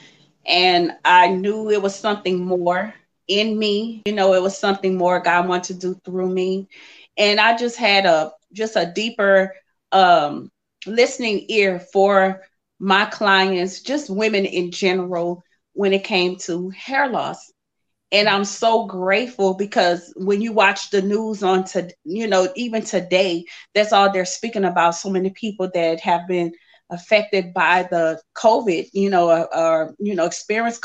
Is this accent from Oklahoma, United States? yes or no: no; Lafayette, Louisiana, United States; I'm from Lafayette, Louisiana